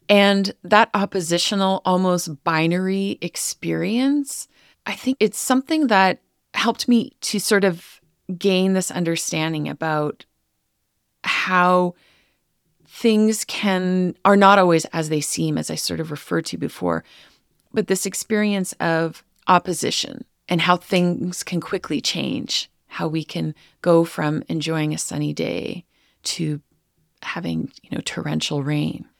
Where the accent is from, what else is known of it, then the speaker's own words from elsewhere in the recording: Northern Alberta, Canada; I grew up in Rocky Mountain Cree territory, which is known by colonizers as Northern Alberta